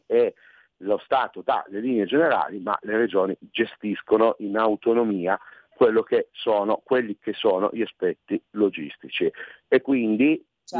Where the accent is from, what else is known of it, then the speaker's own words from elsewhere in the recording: Piedmont, Italy; io sono piemontese